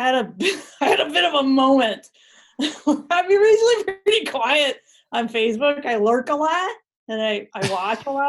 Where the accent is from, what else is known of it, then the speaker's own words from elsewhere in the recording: Northern Ohio, United States; moved away; I'm from Ohio, for your other people listening, from Ohio, Northern Ohio